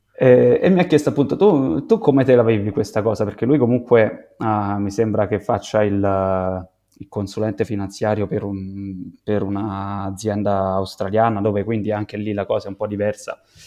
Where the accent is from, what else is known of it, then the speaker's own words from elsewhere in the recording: Santi Cosma e Damiano, Lazio, Italy; vengo da Santi Cosma e Damiano, un paesino rurale di duemilacinquecento persone